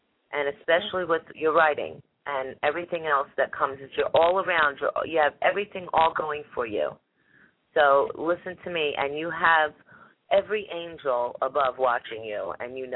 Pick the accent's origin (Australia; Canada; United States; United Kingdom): United States; New Jersey; now in Florida, United States; I'm from New Jersey